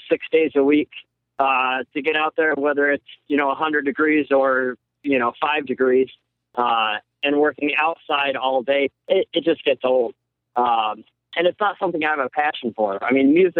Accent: Albany, New York, United States; also born or lived in Rochester, New York / Southern Ohio; I moved back to my hometown. I've been working on a dairy farm

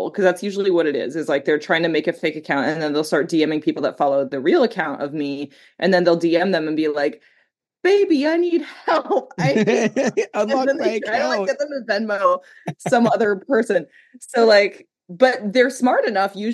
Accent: Canada; where do I come from? Like, well, like I'm Canadian.

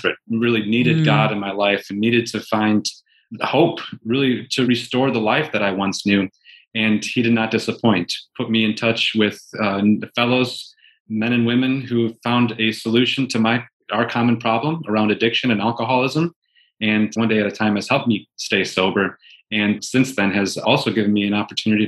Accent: near Green Bay, Wisconsin, United States; moved away as an adult; also born or lived in New York City; now in San Diego, United States; I grew up in Wisconsin, just outside of about a half hour south of Green Bay, and lived in a pretty rural area

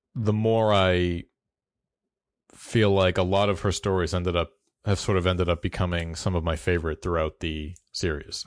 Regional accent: the American South, United States; I am from the South

